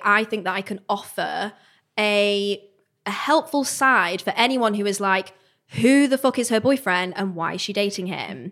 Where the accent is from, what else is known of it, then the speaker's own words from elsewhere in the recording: Manchester, North West England, United Kingdom; I'm from Manchester, I was at uni at the time